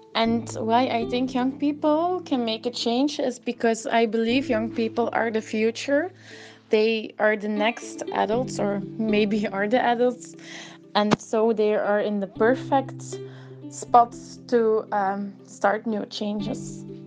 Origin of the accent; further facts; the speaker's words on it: Italy; I'm from Italy